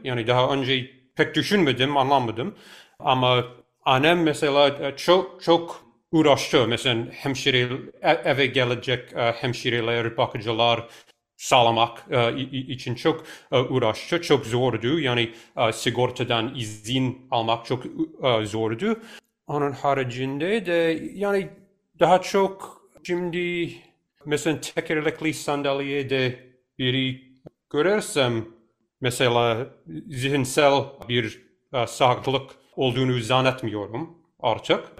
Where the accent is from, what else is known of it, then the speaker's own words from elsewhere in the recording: New York, United States; ben çocukken biz New York'ta oturduk.